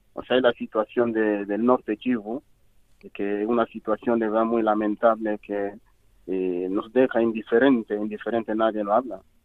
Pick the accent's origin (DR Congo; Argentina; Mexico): DR Congo; Spanish is a second language; moved away as an adult; also born or lived in Cameroon / Equatorial Guinea; soy de la República Democrática del Congo